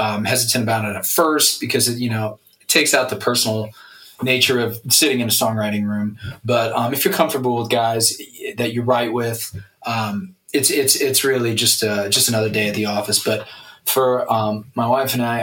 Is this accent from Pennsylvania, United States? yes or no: yes; Wilkes-Barre Scranton, Pennsylvania, United States; moved away as an adult; also born or lived in Syracuse, New York; now in Hendersonville, United States; I'm from the Wilkes-Barre Scranton part of Pennsylvania, top right hand corner.